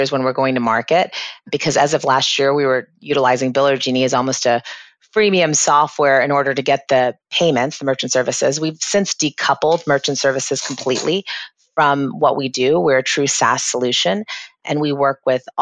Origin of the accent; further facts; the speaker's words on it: Florida, United States; also born or lived in England / Boston; I've lived and resided in Florida most of my life